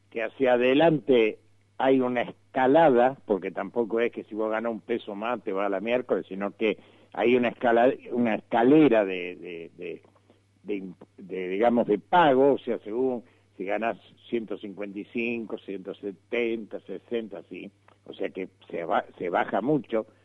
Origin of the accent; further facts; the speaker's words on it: Rosario, Santa Fe, Argentina; fuiste conmigo al lugar donde yo nací en Rosario.